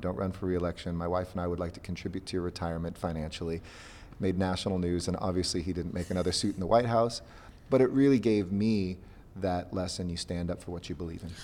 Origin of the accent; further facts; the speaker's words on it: Los Angeles, California, United States; I'm from Los Angeles